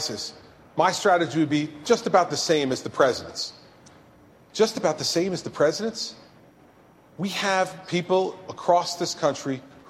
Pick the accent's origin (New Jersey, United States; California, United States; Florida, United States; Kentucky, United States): New Jersey, United States; I'm from New Jersey